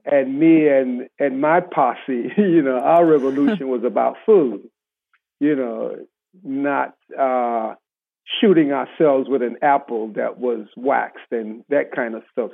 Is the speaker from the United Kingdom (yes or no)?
no; Panama; growing up in Panama with, with my grandparents